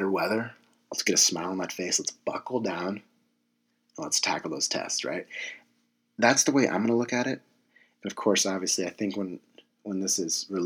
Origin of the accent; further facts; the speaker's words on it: San Diego, California, United States; moved away as an adult; I'm from San Diego, California.